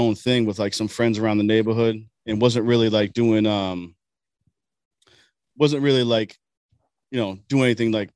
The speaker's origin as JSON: {"language": "English", "town": "Boston", "region": "Massachusetts", "country": "United States", "said": "I'm from East Boston originally."}